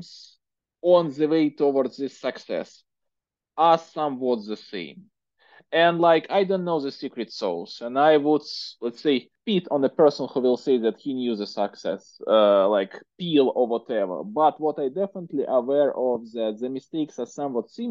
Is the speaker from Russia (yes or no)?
yes; Russia; accent: Russian; English is a second language; my horrible Russian accent